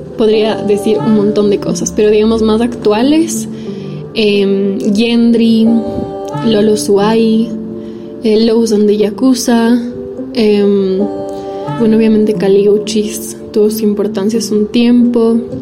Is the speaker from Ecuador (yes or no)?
yes; Ecuador; also born or lived in Italy; Nací aquí en Ecuador, pero también soy italiana y mm, viví mucho tiempo por allá también